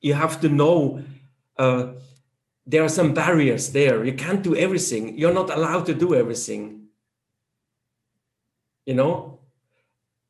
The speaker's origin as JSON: {"language": "English", "country": "Switzerland", "second_language": "English", "said": "even within our country, we have three main languages. That's German, French, and Italian."}